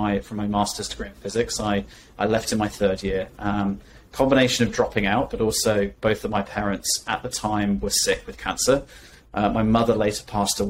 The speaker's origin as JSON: {"language": "English", "area": "Norfolk", "region": "East of England", "country": "United Kingdom", "tie": "born or raised there", "said": "growing up in Norfolk"}